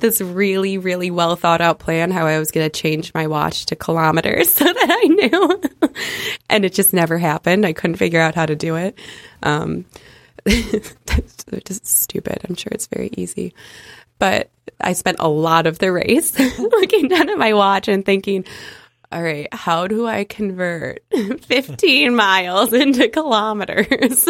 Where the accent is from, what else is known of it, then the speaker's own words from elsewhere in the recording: United States; I'm from America